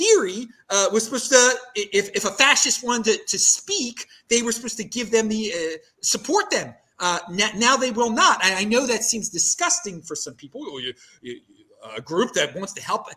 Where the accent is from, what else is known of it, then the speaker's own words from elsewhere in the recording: Baltimore, Maryland, United States; accent: Baltimore; I'm from Baltimore and I've got a Baltimore accent